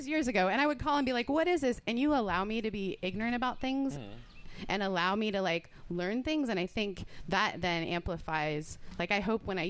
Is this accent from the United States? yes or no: no; Canada; also born or lived in United Kingdom; I'm Canadian and British. We're literally not allowed to.